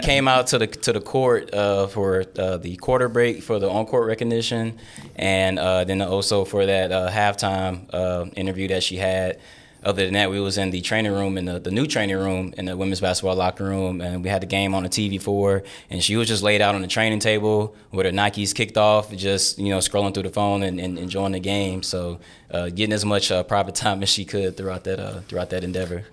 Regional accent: Texas, United States; moved away; also born or lived in Lake Charles, Louisiana; my home state

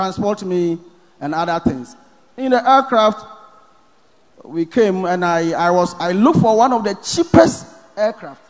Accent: Ghana; I'm from Ghana

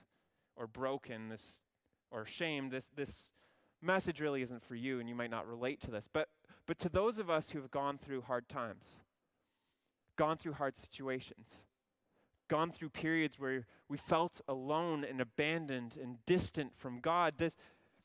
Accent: Ontario, Canada; I'm from Ontario

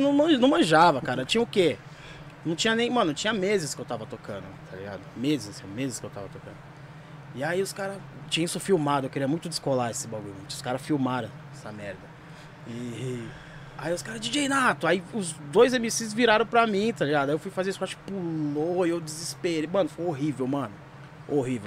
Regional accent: São Paulo, Brazil; also born or lived in Santo André; sou de São Mateus, eu moro em São Mateus

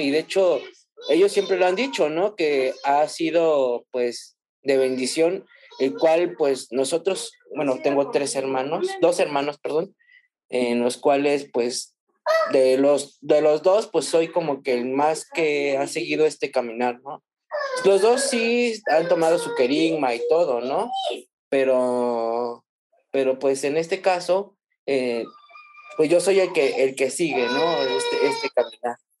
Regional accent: Mexico City, Mexico; also born or lived in Ciudad Juárez, Chihuahua; yo soy de la Ciudad de México y pues actualmente vivimos aquí en la Ciudad de México

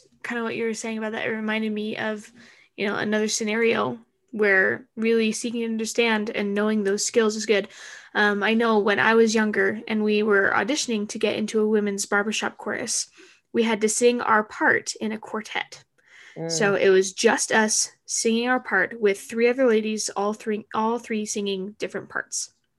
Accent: Arizona, United States; I am from Arizona and I don't know how to drive in the snow.

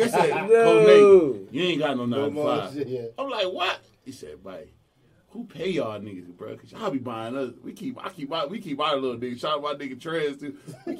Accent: Rochester, New York, United States; now in Atlanta, United States; I'm from Rochester, New York.

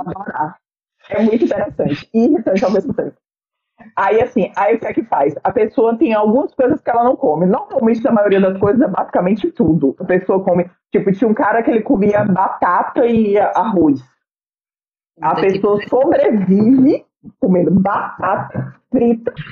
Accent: Bahia, Brazil; eu sou baiana

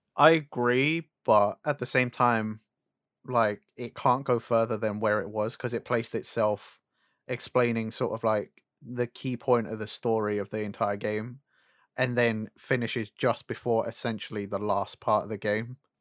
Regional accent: United Kingdom; we're British

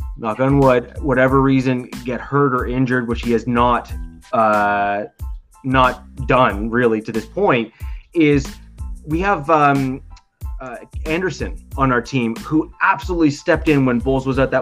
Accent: Canada; I'm Canadian

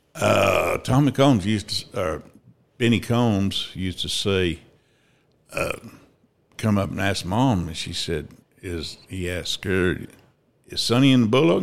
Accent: Altoona, Kansas, United States; also born or lived in Ada, Oklahoma / Fredonia, Kansas; Grew up in Altoona, Kansas

